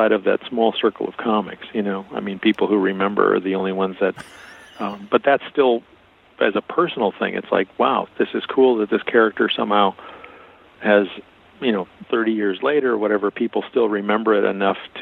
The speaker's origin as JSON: {"language": "English", "town": "Milwaukee", "region": "Wisconsin", "country": "United States", "tie": "born or raised there", "also_born_or_lived": "Connecticut", "moved": "as an adult", "said": "I grew up in Milwaukee. I grew up in a mostly Hispanic neighborhood"}